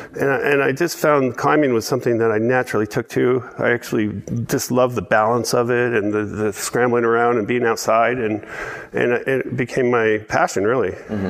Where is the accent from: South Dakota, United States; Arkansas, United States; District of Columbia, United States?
District of Columbia, United States; Washington; now in Tasmania, Australia; I grew up in the East Coast. Okay. This was in Washington D.C. area